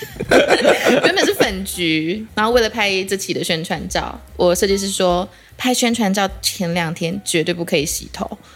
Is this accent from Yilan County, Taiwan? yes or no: no; Kaohsiung, Taiwan; moved away; also born or lived in Taipei; 我是高雄人